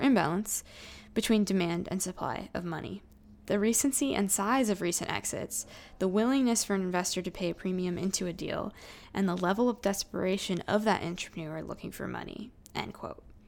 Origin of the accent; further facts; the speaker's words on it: Silicon Valley, California, United States; growing up in Silicon Valley